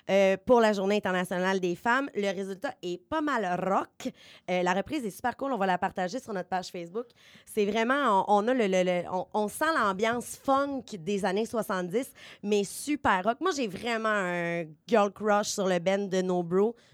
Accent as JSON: {"language": "French", "area": "Beauce", "region": "Quebec", "country": "Canada", "accent": "Beauce accent", "said": "vous avez entendu mon accent de la bosse"}